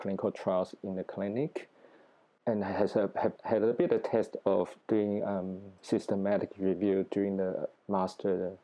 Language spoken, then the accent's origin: English; Taiwan; moved away as an adult; now in Sydney, Australia; I was born in Taiwan and I grew up there.